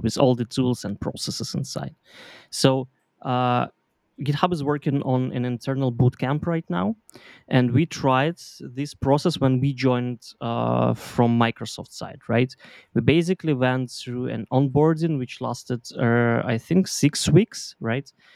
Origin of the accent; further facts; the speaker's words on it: Belarus; moved away as an adult; now in Berlin, Germany; I'm originally from Belarus.